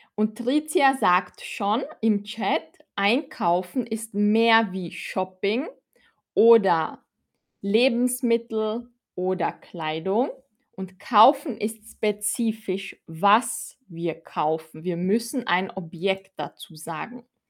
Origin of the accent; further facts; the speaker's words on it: Austria; ich komme aus Österreich